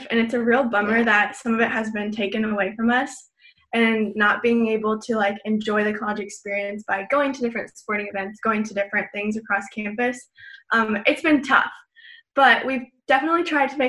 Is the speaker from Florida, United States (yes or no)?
yes; Gainesville, Florida, United States; I was born and raised here in Gainesville